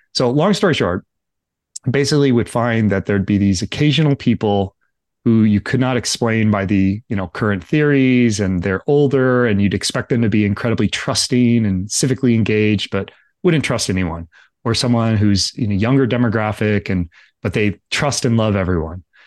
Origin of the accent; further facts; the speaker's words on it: Livermore, California, United States; I grew up in Livermore